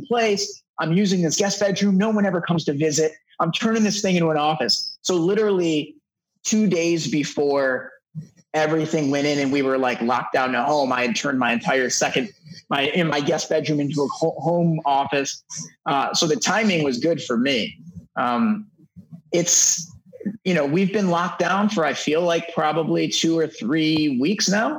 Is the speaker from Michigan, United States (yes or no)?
yes; Detroit, Michigan, United States; now in Los Angeles, United States; I'm originally from Detroit. So I've been in Los Angeles now for over a decade